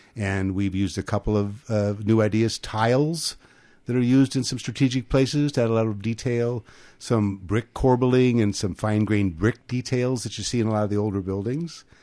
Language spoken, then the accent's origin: English; Grand Forks, North Dakota, United States; now in California, United States; we're both from Grand Forks, North Dakota. I'm four generations back in North Dakota